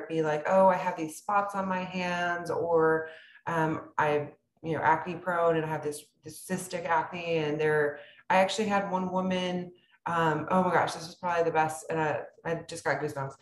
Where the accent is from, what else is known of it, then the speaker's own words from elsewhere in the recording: South Texas, United States; I grew up in South Texas, where many men aren't as tall as I am